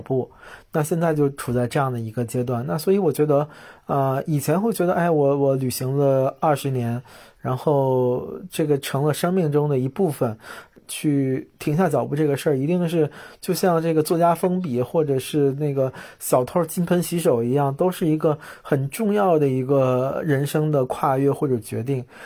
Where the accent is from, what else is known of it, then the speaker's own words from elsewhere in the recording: China; 我们中国人对生死的理念嗯。就比较，呃，沮丧、悲观、肃穆